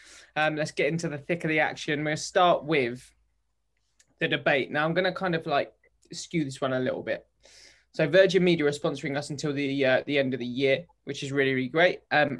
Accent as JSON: {"language": "English", "country": "United Kingdom", "said": "I'm so British."}